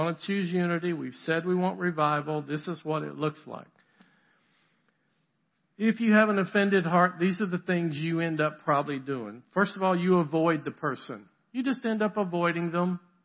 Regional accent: the South, United States; also born or lived in Boston, Massachusetts; I'm from the South

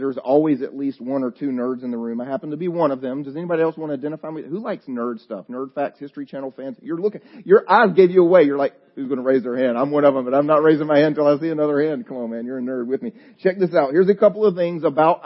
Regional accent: the South, United States; I'm from the South

